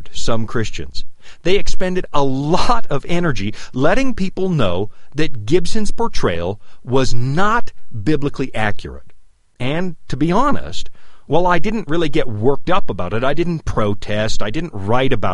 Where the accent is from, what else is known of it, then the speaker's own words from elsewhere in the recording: Canada; now in Loveland, United States; I'm originally from Canada